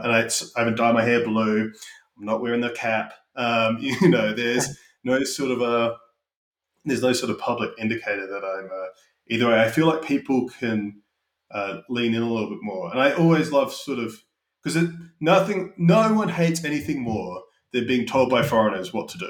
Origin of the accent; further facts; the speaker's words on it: Australia; moved away as an adult; also born or lived in United Kingdom; now in United States; Having grown up in Australia